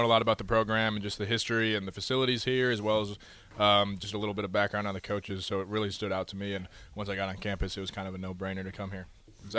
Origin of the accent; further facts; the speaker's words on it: Edina, Minnesota, United States; I'm from Edina, Minnesota, which is technically the hockey capital of the world.